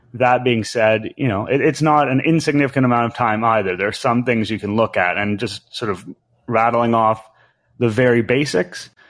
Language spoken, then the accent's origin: English; Canada